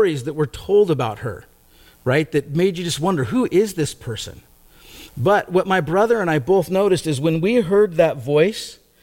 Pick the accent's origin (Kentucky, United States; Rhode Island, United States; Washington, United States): Washington, United States; Gig Harbor; My brother and I, we grew up in Gig Harbor, a town kind of south and west of us